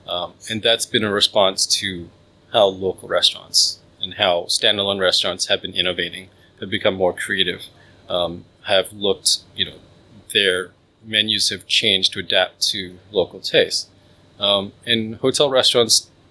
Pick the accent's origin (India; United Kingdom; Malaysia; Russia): Malaysia; I'm Malaysian.